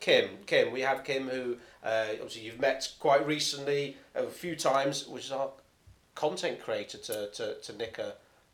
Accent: India; Listen, I'm the Indian one.

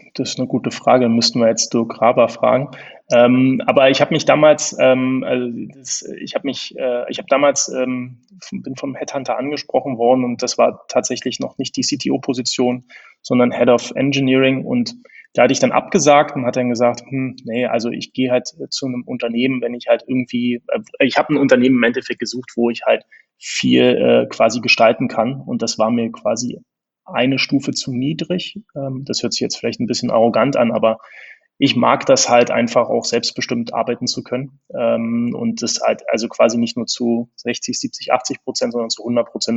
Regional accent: Berlin, Germany; accent: Berlin; also born or lived in Bonn; Ich bin Berliner, das hört man auch ab, ab und zu im Akzent

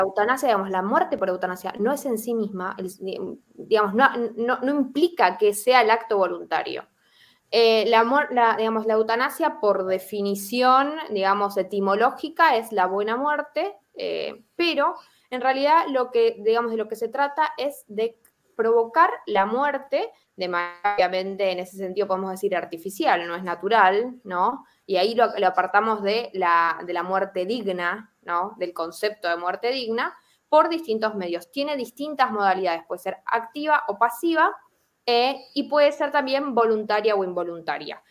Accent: Argentina; soy argentina

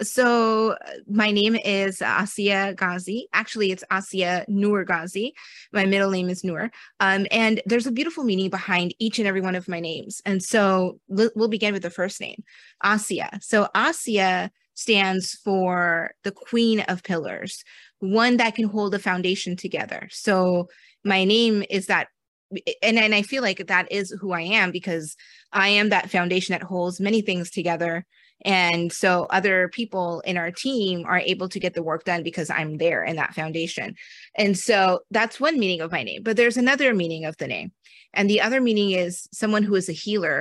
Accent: United States; I was born in America, but my family is from Pakistan and India

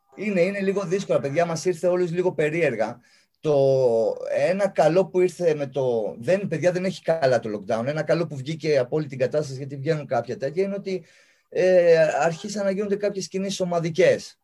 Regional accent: Larissa, Thessaly, Greece; εγώ είμαι Λαρισαίος

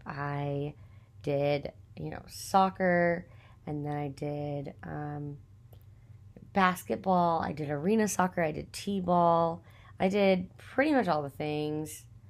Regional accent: Texas, United States; I grew up in Texas, born and raised, hundred percent Texan

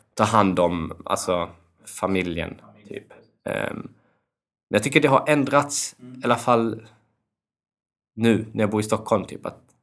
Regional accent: Kosovo; jag kommer från Kosovo

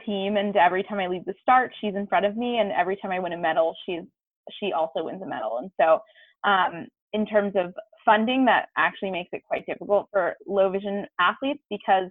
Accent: East Coast, United States; I grew up skiing on the East Coast

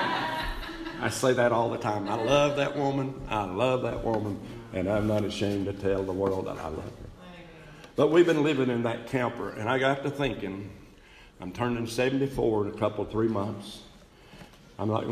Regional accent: East Bend, North Carolina, United States; moved away; I was back in East Bend, North Carolina, a little town

